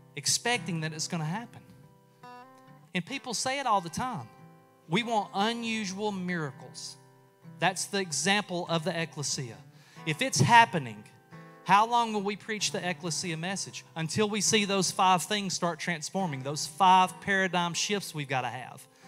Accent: United States; I'm from Walker County.

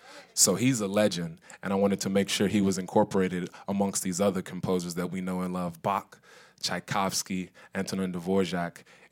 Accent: Louisville, Kentucky, United States; In Parkland, the neighborhood that I grew up

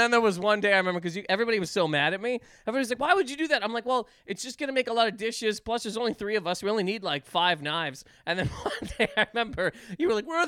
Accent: East Coast of Canada, the Maritimes, Canada; moved away; also born or lived in Toronto; We are both from the East Coast of Canada, which is, I've said it too many times, it's the best part of Canada.

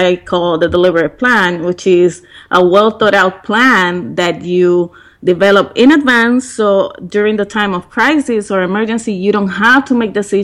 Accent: Puerto Rico; moved away; back in Puerto Rico, and we have a period of 20 days of rain in my hometown, where the business was

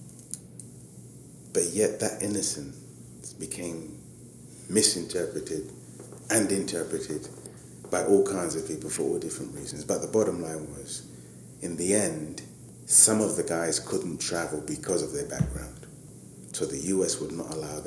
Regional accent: London, United Kingdom; specifically born and raised in Hackney with a business in Hackney

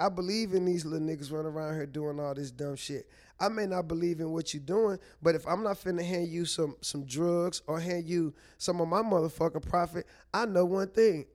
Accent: St. Louis, Missouri, United States; also born or lived in Chihuahua; I'm from Saint Louis.

